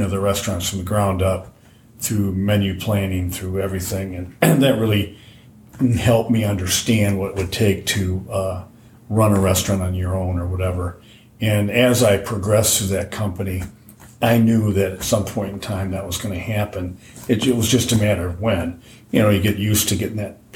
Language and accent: English; Dearborn Heights, Michigan, United States; I grew up in Dearborn Heights, Michigan